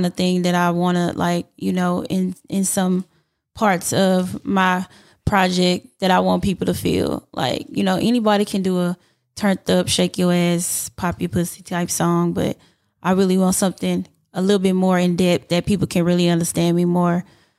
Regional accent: Houston, Texas, United States; I'm from Houston, so I always got to represent.

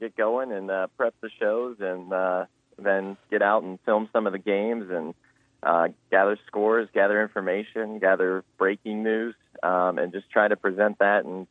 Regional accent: Westerville, Ohio, United States; moved away as an adult; also born or lived in Tiffin, Ohio; now in Columbus, Georgia, United States; I grew up in Columbus, Ohio, a little suburb just northeast of it called Westerville

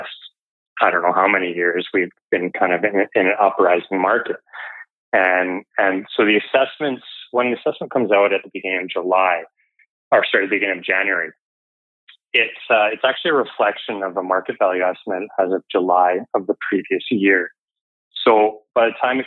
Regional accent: Kamloops, British Columbia, Canada; moved away as an adult; also born or lived in Vancouver; now in Burnaby, Canada; I'm originally from Kamloops, did my undergrad up there at TRU

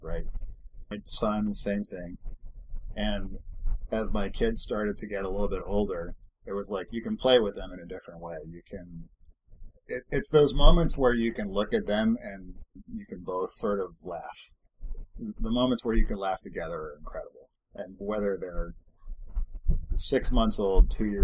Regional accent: Massachusetts, United States; now in Bay Area, California, United States; I grew up in Massachusetts

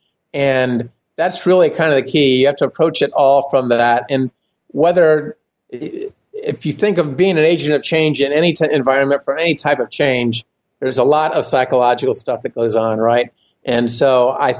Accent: Indiana, United States; moved away as an adult; now in Texas, United States; I'm originally from Indiana

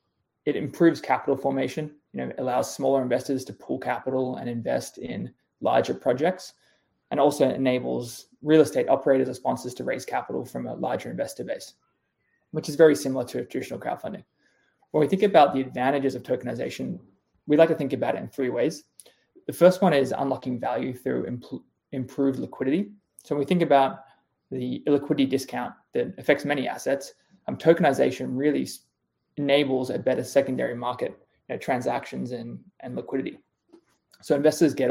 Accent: Australia; moved away as an adult; now in United States; I'm Australian. I moved to the US in 2015

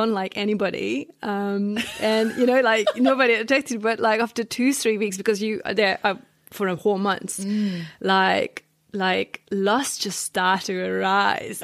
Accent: northeast Hungary, Hungary; English is a second language; moved away as an adult; now in New Zealand; the place I grew up, it's like northeast Hungary

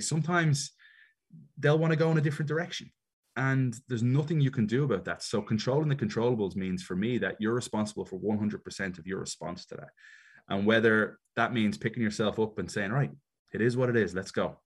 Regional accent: Dublin, Leinster, Ireland; moved away as an adult; also born or lived in Chicago, United States / Miami, United States; now in Atlanta, United States; I was always quite American as a kid growing up in Ireland because my mother's from Chicago.

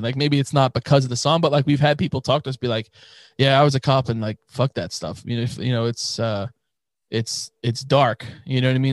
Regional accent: New York, United States; we're from New York

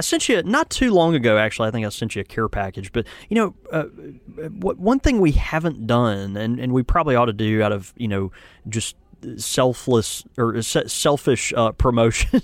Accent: the South, United States; I'm from the South

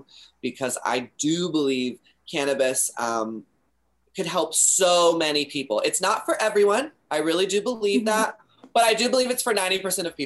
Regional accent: Texas, United States; now in California, United States; I come from Texas

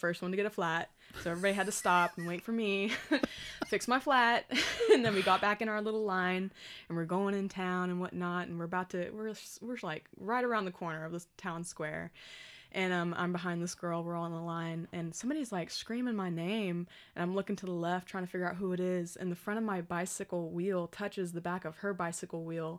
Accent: Oklahoma, United States; Dude, me too. It's okay. We're from Oklahoma.

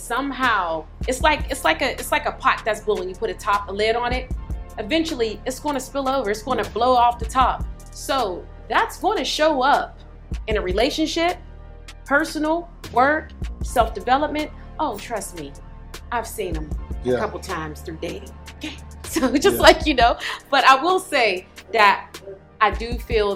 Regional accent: Pittsburgh, Pennsylvania, United States; now in Atlanta, United States; I'm from Pittsburgh, Pennsylvania.

